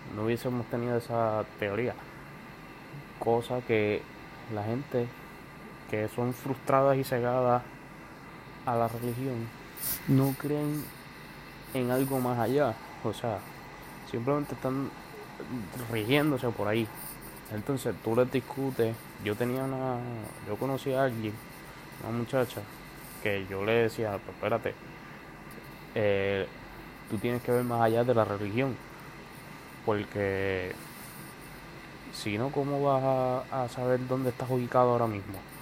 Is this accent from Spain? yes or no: no; Puerto Rico; soy residente actual de Puerto Rico